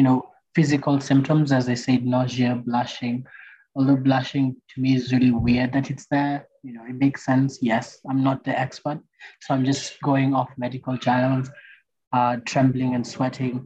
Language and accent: English; Kenya; As Kenyans